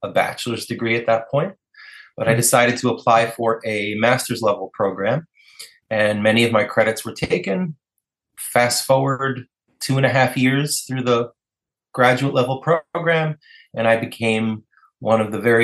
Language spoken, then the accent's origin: English; New York City, New York, United States; I grew up in New York City, and I grew up surrounded by New York City and in the whole culture of New York City